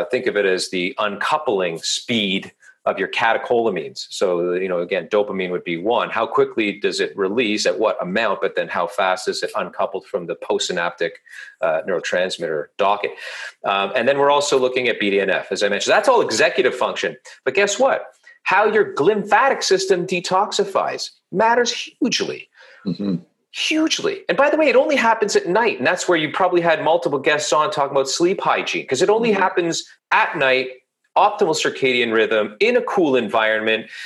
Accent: Toronto, Ontario, Canada; I'm from Toronto, Canada.

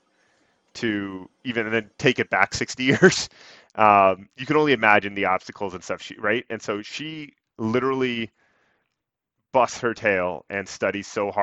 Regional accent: Western Canada, Canada; now in Boston, United States; I was born and raised out in Western Canada.

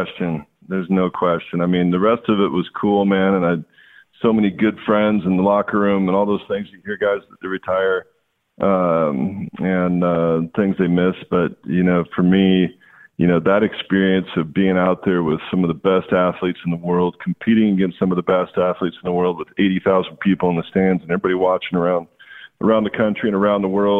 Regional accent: Walla Walla, Washington, United States; It's just that I grew up in Walla Walla, went off and played ball, and then doubled back and came back home.

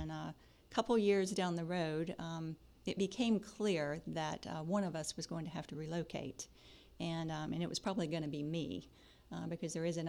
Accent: Live Oak, Florida, United States; Yes, I am a Floridian, born and raised in North Florida, a little town called Live Oak.

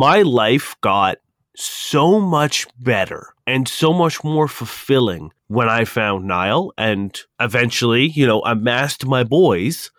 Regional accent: Toronto, Ontario, Canada; we're from Toronto

